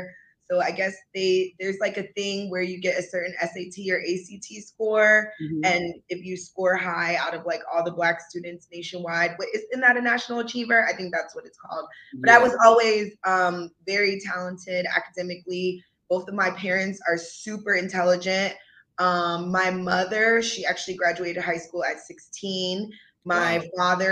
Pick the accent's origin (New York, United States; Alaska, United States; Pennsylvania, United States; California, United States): Pennsylvania, United States; Philadelphia; also born or lived in Fayetteville, North Carolina; I was born actually in Fayetteville, North Carolina. My dad was stationed at Fort Bragg. But I only lived there until I was like 6 months old, because he was honorably discharged. And then we moved back to Philadelphia.